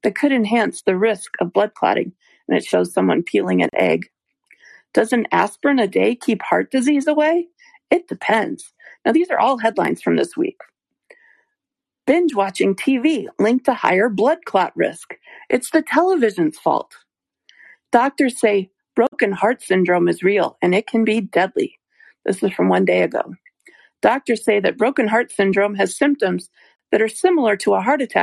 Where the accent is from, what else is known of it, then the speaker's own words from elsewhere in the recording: United States; I'm an American